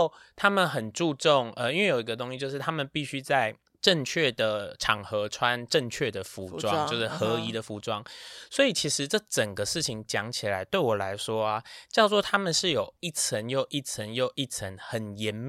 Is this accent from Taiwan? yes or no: yes; Taiwan; 我们台湾人